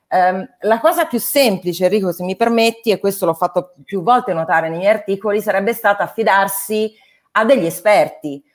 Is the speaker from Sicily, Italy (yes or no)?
no; Tuscany, Italy; Io vengo dalla Toscana